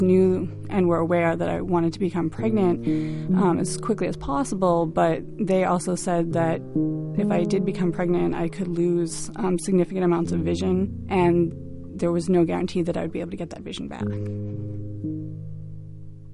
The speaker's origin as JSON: {"language": "English", "town": "Quincy", "region": "Massachusetts", "country": "United States", "said": "I'm from Quincy, Massachusetts."}